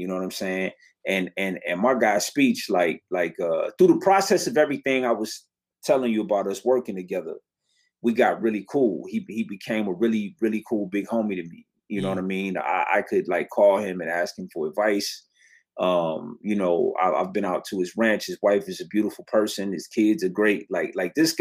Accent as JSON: {"language": "English", "town": "Detroit", "region": "Michigan", "country": "United States", "tie": "born or raised there", "said": "I grew up down the street from it. I was born across the street from it"}